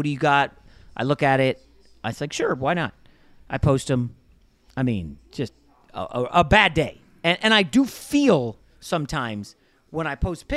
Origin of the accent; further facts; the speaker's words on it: East Coast, United States; now in Los Angeles, United States; we grew up on the East Coast